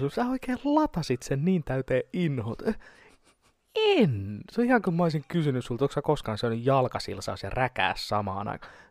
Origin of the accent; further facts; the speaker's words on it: Tampere, Pirkanmaa, Finland; Mä oon, mä oon, mä oon Tampereelta.